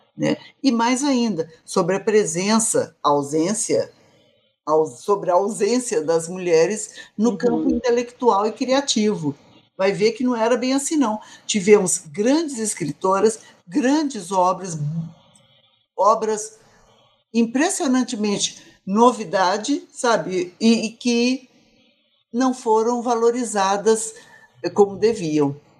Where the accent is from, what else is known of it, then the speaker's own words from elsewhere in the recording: Minas Gerais, Brazil; also born or lived in Rio Grande do Norte; Eu sou mineira também.